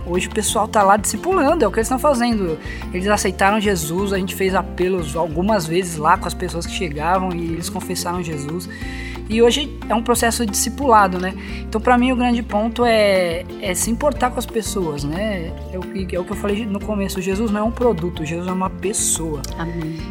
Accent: São Paulo, Brazil; moved away as an adult; now in Campina Grande, Brazil; eu, como paulista

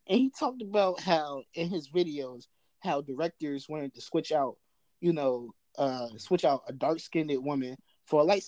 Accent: New Jersey, United States; also born or lived in Baltimore; I'm from Jersey

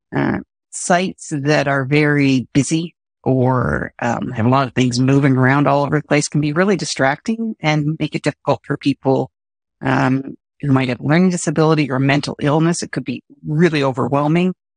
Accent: Canada; I'm Canadian

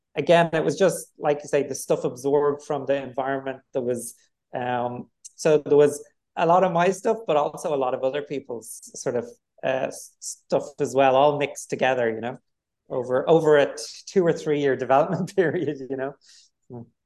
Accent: Dublin, Leinster, Ireland; I'm from Dublin, I grew up in Dublin

